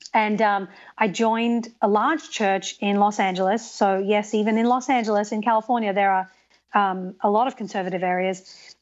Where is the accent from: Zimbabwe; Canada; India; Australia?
Australia; moved away as an adult; also born or lived in England; now in United States; So I was born in England, and I grew up in Australia, and I've lived in the United States for ten years.